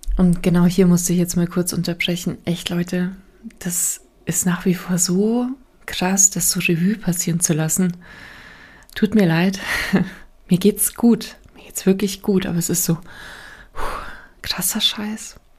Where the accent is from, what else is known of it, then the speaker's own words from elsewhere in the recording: Bavaria, Germany; bei uns in Bayern